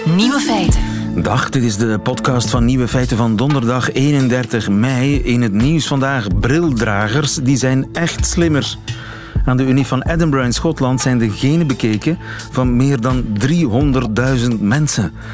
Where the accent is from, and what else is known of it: Flemings, Flanders, Belgium